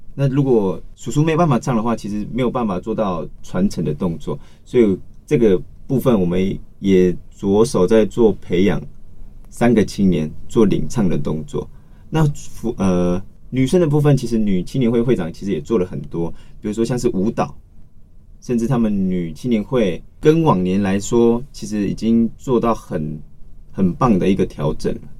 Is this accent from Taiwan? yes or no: yes; Taoyuan, Taiwan; also born or lived in Tiefen (Afih) tribe, Yuli, Hualien; 我从小时候就在桃园长大的